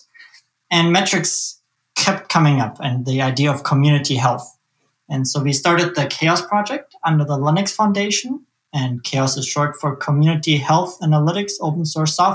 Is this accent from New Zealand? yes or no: no; Germany; now in Omaha, United States; I'm from Omaha, Nebraska. That's where I live by choice. I come originally from Germany, though